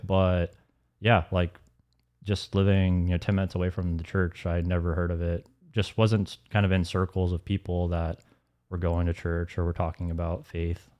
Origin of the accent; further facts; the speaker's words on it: Alpharetta, Georgia, United States; also born or lived in Atlanta; growing up in Alpharetta